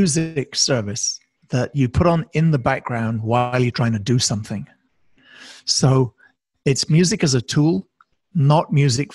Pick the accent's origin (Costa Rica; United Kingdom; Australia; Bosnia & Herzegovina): United Kingdom; now in United States; despite my accent, since I actually live in the States and have done for many years, I'm originally a Brit